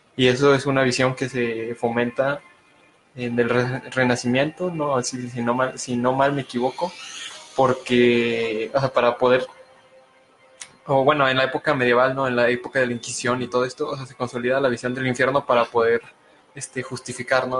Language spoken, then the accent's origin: Spanish; Mexico; todos somos de aquí de México